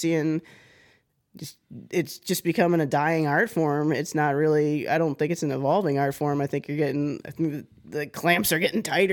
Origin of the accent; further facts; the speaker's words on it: Florida, United States; I'm a woman from Florida.